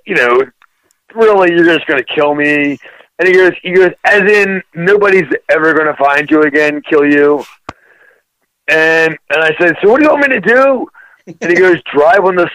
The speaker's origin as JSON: {"language": "English", "region": "East Coast", "country": "United States", "said": "I was from the East Coast"}